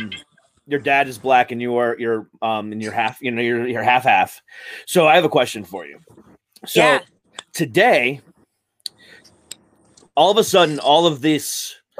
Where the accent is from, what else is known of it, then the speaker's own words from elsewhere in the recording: Ohio, United States; also born or lived in Florida; now in Virginia, United States; I'm originally from Ohio